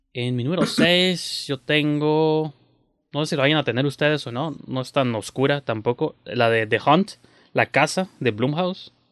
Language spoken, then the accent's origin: Spanish; Mexico; uno como mexicano